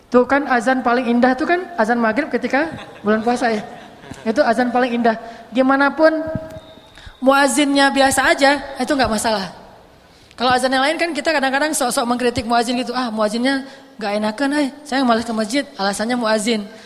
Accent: Bandung, West Java, Indonesia; Orang nonton Persib misalnya, sebagai orang Bandung kan, kalau Persib lagi main

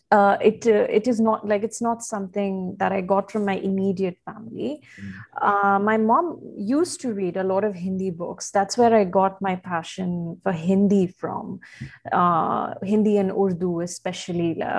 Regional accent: Bahrain; also born or lived in India; So, growing up in Bahrain, uh, especially because I moved uh, from India, much like yourself

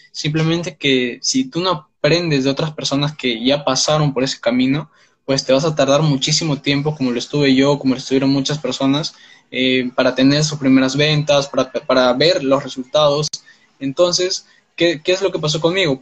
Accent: Peru; soy de Perú

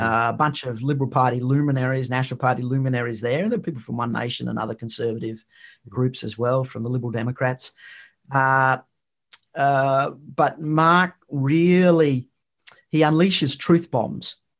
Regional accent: Queensland, Australia; from where I'm from, which is in Queensland.

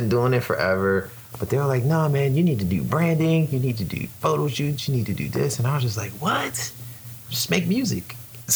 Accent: New York City, New York, United States; accent: New York; moved away as an adult; now in Orlando, United States; I am from Brooklyn, New York. If you can't tell by my accent, sometimes when I say things like coffee, you can hear it

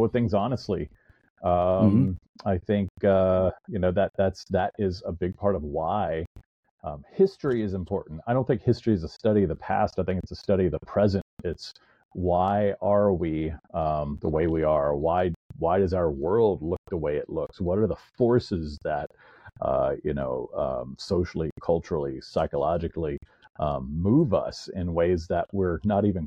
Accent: Jacksonville, Florida, United States; I grew up here

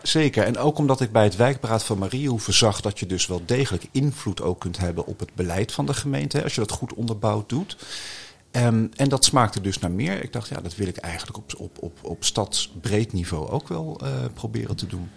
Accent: The Hague, South Holland, Netherlands; also born or lived in Barcelona, Spain; ik ben opgegroeid in Den Haag, in het Statenkwartier

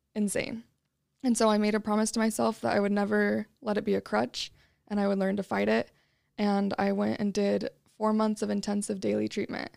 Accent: Utah, United States; I was born and raised in Utah

